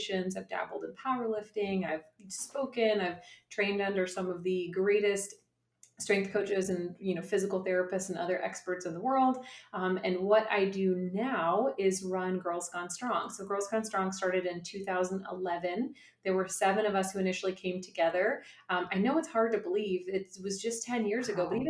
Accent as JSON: {"language": "English", "region": "Kentucky", "country": "United States", "said": "we're from Kentucky."}